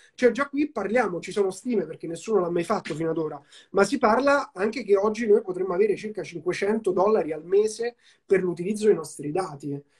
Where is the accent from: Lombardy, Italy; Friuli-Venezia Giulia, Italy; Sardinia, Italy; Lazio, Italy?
Lazio, Italy; Rome; io sono cresciuto a Roma